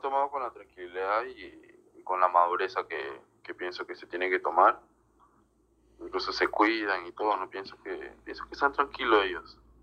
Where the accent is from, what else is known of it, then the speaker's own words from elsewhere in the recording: Peru; como todo peruano